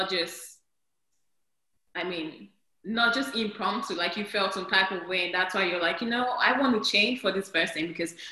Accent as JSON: {"language": "English", "country": "Nigeria", "moved": "yes", "lives_now": "Texas, United States", "said": "I'm from Nigeria"}